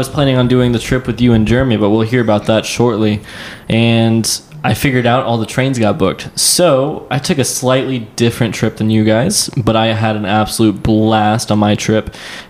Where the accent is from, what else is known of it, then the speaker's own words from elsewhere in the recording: Tampa, Florida, United States; Yeah, I'm from Tampa.